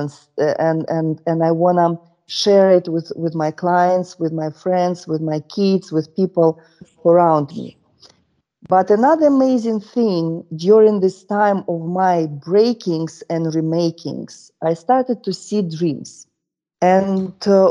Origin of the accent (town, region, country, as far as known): Russia; born or raised there; English is a second language